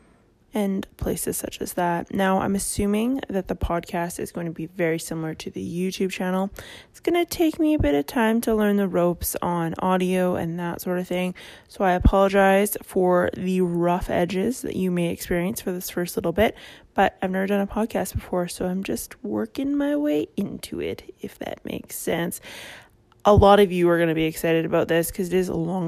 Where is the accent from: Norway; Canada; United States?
Canada; I am Canadian